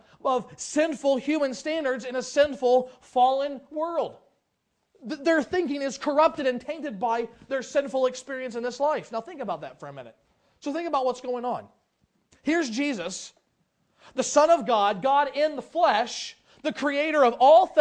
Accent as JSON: {"language": "English", "town": "Lebanon", "region": "Ohio", "country": "United States", "tie": "born or raised there", "moved": "yes", "said": "I grew up in Lebanon, Ohio. I grew up in a couple different towns, but that's where we kind of finished out my school years"}